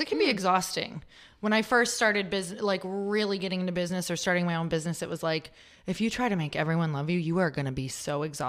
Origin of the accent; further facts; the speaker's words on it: Midwest, United States; moved away; It's so cool because I was from the Midwest and I moved out here, which is, believe me, it feels probably like a whole different country.